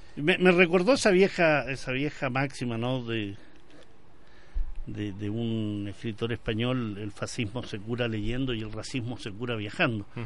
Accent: Chile; also born or lived in Madrid; vengo de Chile, estoy estudiando en, en este caso en Madrid

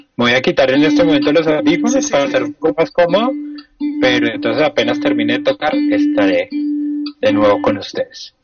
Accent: Colombia

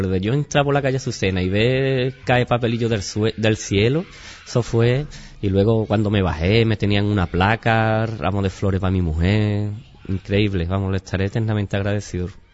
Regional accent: Chipiona, Andalusia, Spain

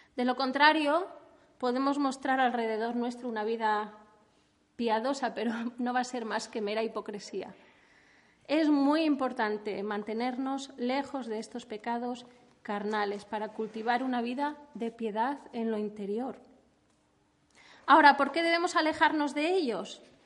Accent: Spain; Los españoles

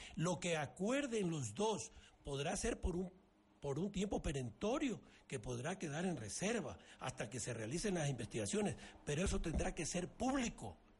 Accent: Ecuador; Todos somos ecuatorianos

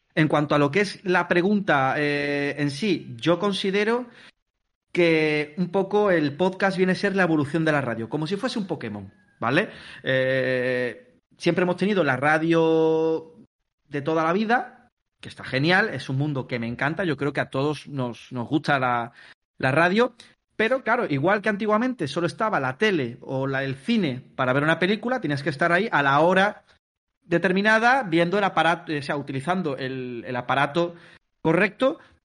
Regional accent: Palma del Río, Andalusia, Spain; moved away as an adult; now in Mallorca, Spain

